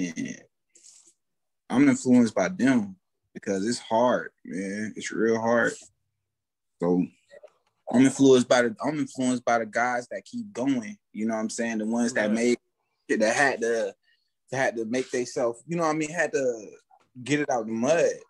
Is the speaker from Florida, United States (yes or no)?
yes; Fort Myers, Florida, United States; I'm from Florida. I'm from Fort Myers, Florida. Born and raised